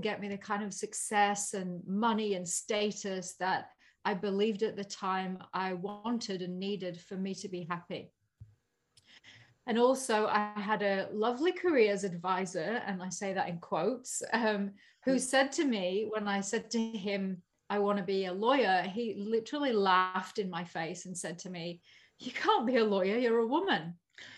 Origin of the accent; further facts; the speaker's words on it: Yorkshire and the Humber, United Kingdom; So I had that real immigrant blood growing up in Yorkshire in England.